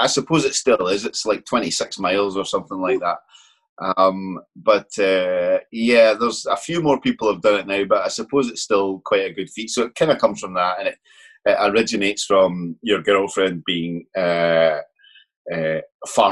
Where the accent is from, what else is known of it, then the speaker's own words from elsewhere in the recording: Glasgow, Scotland, United Kingdom; I'm from Glasgow, which is obviously west coast of the country